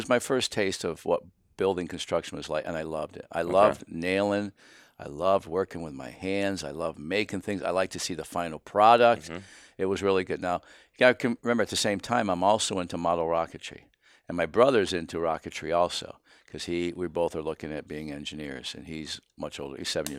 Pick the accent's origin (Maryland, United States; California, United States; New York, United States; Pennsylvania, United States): Pennsylvania, United States; Sayre; I grew up in northeastern Pennsylvania, right on the Susquehanna River, a little town called Sayre, S-A-Y-R-E